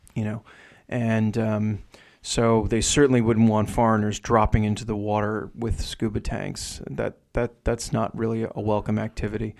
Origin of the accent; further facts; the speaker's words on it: New Jersey, United States; accent: New Jersey; my New Jersey accent is really strong.